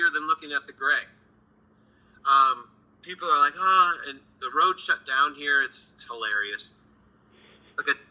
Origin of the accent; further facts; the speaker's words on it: Minnesota, United States; also born or lived in Los Angeles, California; now in Nashville, United States; I grew up in Minnesota